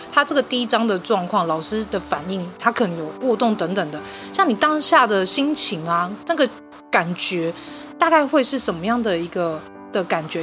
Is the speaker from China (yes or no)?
no; Taiwan; 我们台湾的